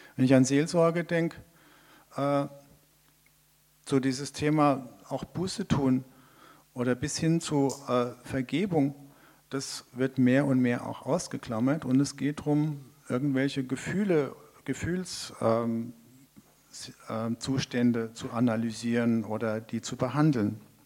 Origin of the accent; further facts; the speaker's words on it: Hesse, Germany; also born or lived in Mongolia; ich als gebürtige Hesse